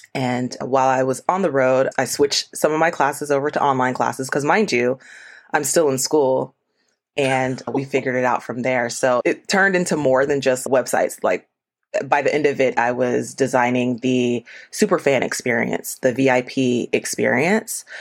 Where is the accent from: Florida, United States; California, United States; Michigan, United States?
Florida, United States; moved away as an adult; now in Atlanta, United States; originally, I'm from Florida. I moved to Atlanta for my first role as an architect